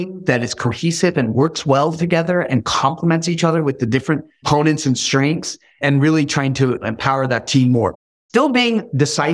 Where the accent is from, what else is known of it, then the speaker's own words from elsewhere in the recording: the Bay Area, California, United States; also born or lived in Iran; I grew up in the Bay Area